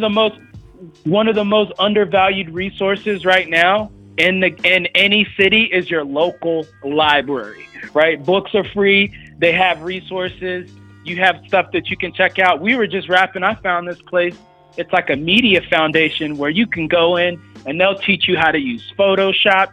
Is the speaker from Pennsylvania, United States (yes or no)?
no; Oviedo, Florida, United States; also born or lived in Orlando, Florida; I'm from Oviedo, Florida, via Orlando, right? So right. like I where I grew up, there was chickens walking around